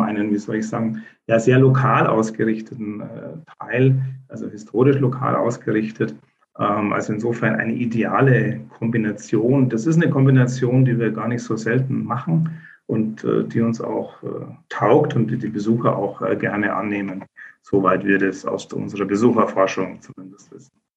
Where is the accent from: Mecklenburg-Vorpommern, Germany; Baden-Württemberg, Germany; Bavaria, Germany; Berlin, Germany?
Bavaria, Germany; Munich; moved away as an adult; now in Bavarian Swabia, Germany; Ich bin äh, Münchner